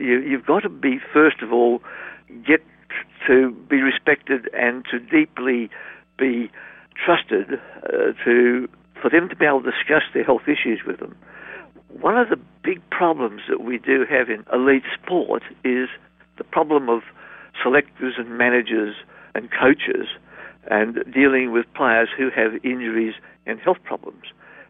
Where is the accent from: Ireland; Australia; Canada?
Australia; Perth, Western Australia; I'm from Perth, Western Australia